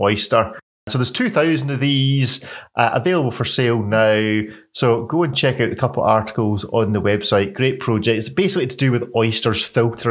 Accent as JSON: {"language": "English", "region": "Scotland", "country": "United Kingdom", "said": "I'm Scottish"}